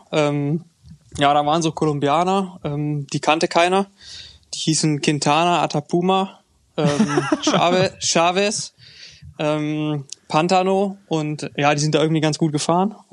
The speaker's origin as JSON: {"language": "German", "country": "Germany", "said": "Nee, als Deutscher vielleicht nicht, aber ähm, ja, hier in Grenznähe kann man das noch, äh, kann man das noch äh, gelten lassen."}